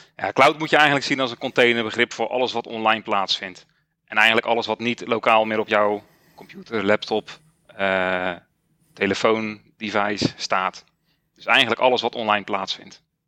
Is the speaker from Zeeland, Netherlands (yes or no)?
yes; Zeeland, Netherlands; Ik ben 44 jaar en ik kom uit Zeeland